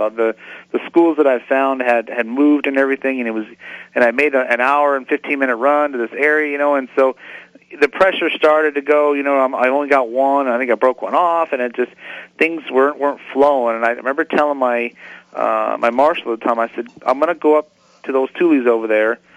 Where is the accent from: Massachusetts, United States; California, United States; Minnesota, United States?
California, United States; San Diego; growing up in San Diego